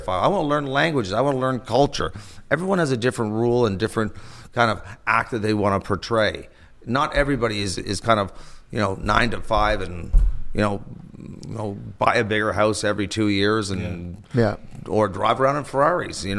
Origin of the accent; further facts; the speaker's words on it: Toronto, Ontario, Canada; growing up in Toronto on Yonge Street